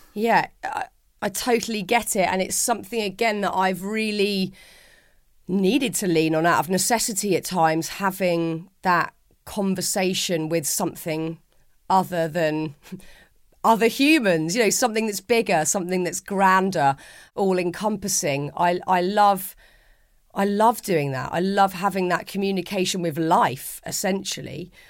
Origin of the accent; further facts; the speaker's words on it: London, United Kingdom; accent: London; my gabbling London accent